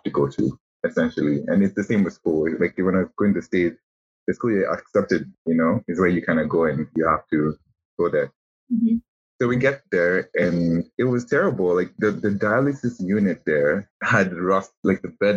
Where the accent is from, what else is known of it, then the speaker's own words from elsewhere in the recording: Kenya; moved away as an adult; also born or lived in United States; we would rather come back home to Kenya, because I'm from Kenya originally.